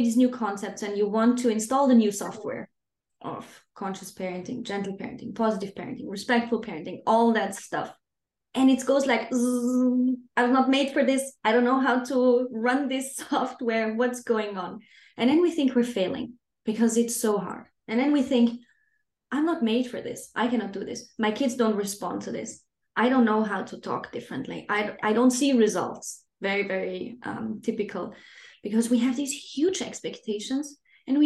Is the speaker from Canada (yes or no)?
no; Austria; moved away as an adult; now in Denmark; I'm not originally from Denmark. I live here with my family. I'm originally from Austria